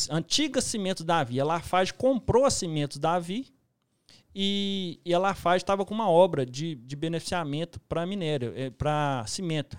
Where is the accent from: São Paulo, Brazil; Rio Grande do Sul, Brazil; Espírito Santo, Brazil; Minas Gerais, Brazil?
Minas Gerais, Brazil; Papagaios; moved away as an adult; also born or lived in Pequi, Minas Gerais; Eu sou de Piqui, nasci em Piqui, cidade mineira. Depois me mudei para Papagaios com sete anos. E Papagaio que eu me criei